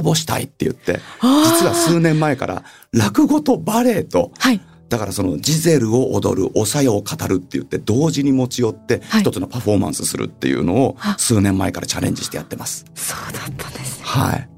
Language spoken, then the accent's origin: Japanese; Tokyo, Japan; also born or lived in Gotemba, Shizuoka; 東京生まれなので